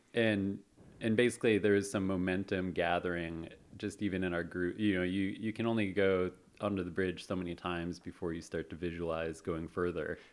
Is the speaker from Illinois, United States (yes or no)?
yes; Chicago, Illinois, United States; moved away as an adult; now in San Francisco, United States; I grew up, uh, in Chicago, moved out here to San Francisco, in two thousand six